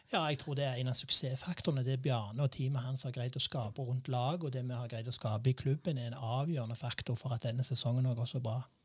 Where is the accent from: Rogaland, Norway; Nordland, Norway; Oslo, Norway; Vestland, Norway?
Rogaland, Norway; Randaberg; jeg er oppvokst i Visse Hageby